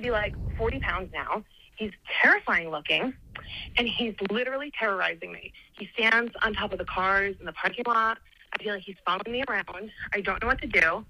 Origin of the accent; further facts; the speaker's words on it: New Jersey, United States; I'm from New Jersey